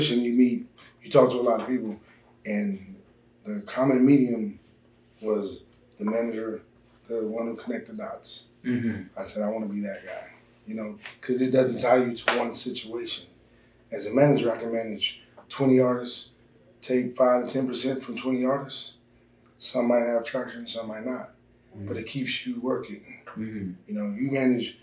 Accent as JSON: {"language": "English", "town": "Washington", "region": "District of Columbia", "country": "United States", "tie": "born or raised there", "said": "I'm from Washington, D.C."}